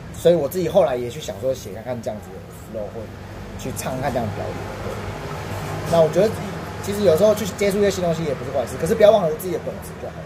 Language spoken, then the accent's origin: Chinese; Taiwan; 虽然我是台湾人，虽然我不是这个音乐的原生的一个族，族群